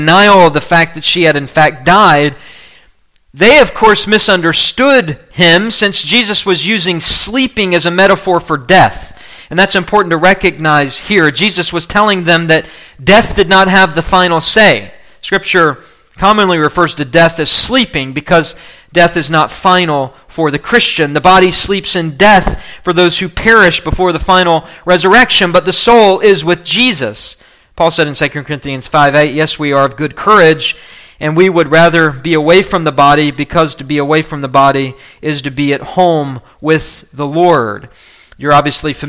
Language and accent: English; West Virginia, United States; also born or lived in Kentucky; my home state of West Virginia